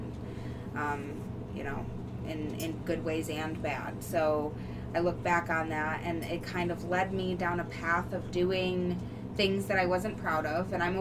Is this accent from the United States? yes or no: yes; Newbury, Ohio, United States; also born or lived in Bedford, Ohio / Fairmount; Born and raised in essentially Bedford, Ohio is where I was born, but born and raised in Newberry, Ohio.